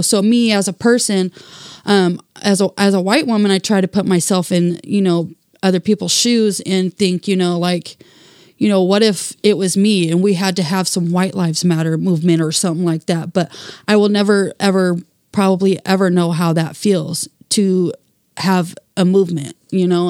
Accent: Portland, Oregon, United States; friends that I grew up here with in Saint John's

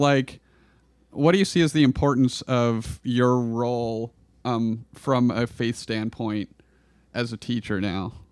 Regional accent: Klamath Falls, Oregon, United States; I grew up in Klamath Falls

